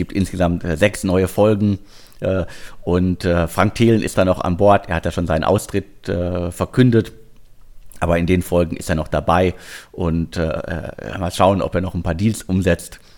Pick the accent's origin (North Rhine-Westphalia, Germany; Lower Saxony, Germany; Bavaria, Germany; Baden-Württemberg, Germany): North Rhine-Westphalia, Germany; Bottrop; born there; äh, ich bin im Ruhrgebiet in Bottrop geboren.